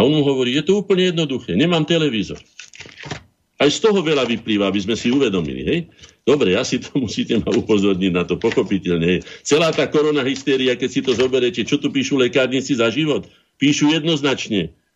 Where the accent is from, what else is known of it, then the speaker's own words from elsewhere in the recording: Slovakia; sme ako Slováci aj štát boli prví na svete